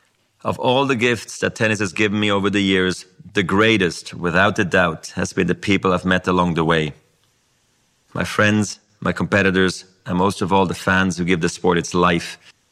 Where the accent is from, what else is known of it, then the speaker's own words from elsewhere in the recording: Basel, Basel-Stadt, Switzerland; English is a second language; When my love of tennis started, I was a ball kid in my hometown of Basel.